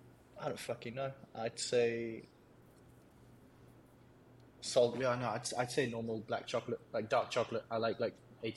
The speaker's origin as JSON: {"language": "English", "country": "United Kingdom", "lives_now": "Switzerland", "said": "I'll redeem myself. I pay my taxes in Switzerland, mate, so I guess I'm more Swiss than"}